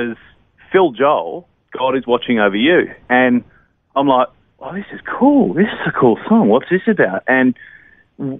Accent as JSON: {"language": "English", "town": "Whyalla", "region": "South Australia", "country": "Australia", "tie": "born or raised there", "said": "I was born South Australian boy through and through, so I was born in Whyalla, a little country town in South Australia"}